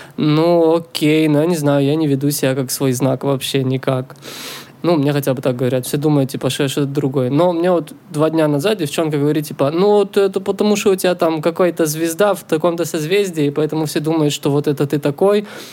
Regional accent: Israel; now in Canada; я из Израиля вообще

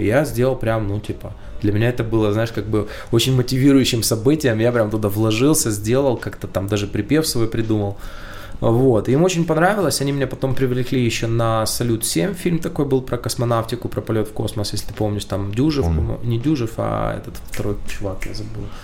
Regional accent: Ukraine; я украинец

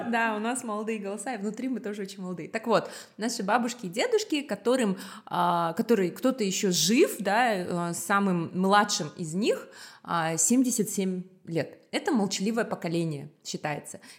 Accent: Republic of Karelia, Russia; born there; им дали жилье в Карелии, и поэтому они туда переехали, вот, поэтому я родилась в Карелии, вот такая вот эм, история

